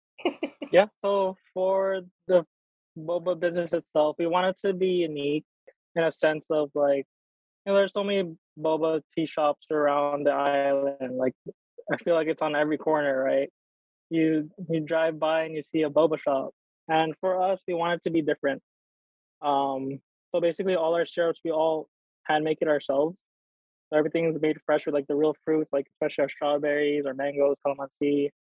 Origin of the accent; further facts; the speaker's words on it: Hawaii, United States; growing up here, especially just a little background, like, you know, I grew up ashamed of being Filipino